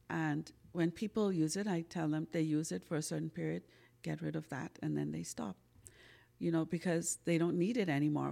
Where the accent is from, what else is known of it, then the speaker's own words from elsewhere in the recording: Bahamas; like every good old Bahamian, I grew up on Sarah C